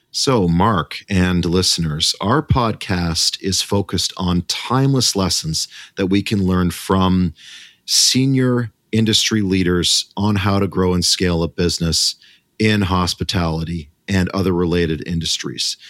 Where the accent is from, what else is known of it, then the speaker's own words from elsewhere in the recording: Canada; as a Canadian